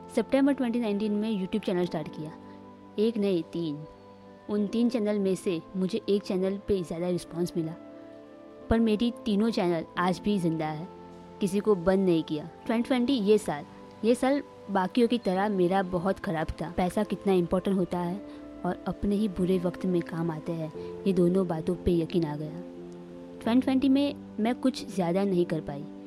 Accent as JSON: {"language": "Hindi", "town": "Surat", "region": "Gujarat", "country": "India", "tie": "born or raised there", "said": "मैं सूरत सिटी में रहती हूँ जो गुजरात में है तो मेरा जन्म सूरत में हुआ"}